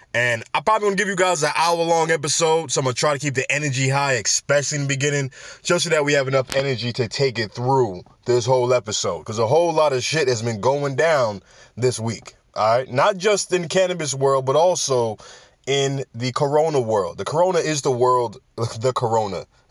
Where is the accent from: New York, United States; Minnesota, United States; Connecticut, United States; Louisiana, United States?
New York, United States; New York City; New York City, my hometown, all right, B X all day.